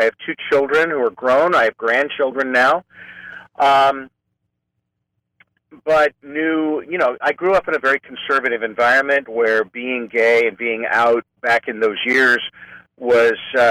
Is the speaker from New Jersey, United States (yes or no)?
no; Clovis, California, United States; also born or lived in Fresno, California / Modesto, California; now in San Francisco, United States; So I'm a native Californian. I grew up in Fresno in the farm region, actually in Clovis